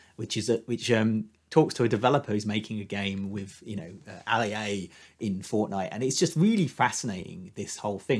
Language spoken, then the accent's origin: English; United Kingdom; as a Brit